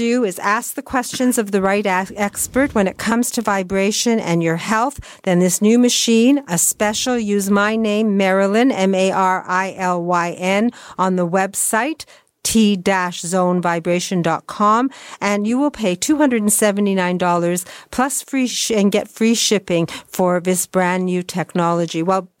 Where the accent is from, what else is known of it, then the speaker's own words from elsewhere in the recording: Welland, Ontario, Canada; Actually, I was brought up in Welland, and we spend a great deal of time in Buffalo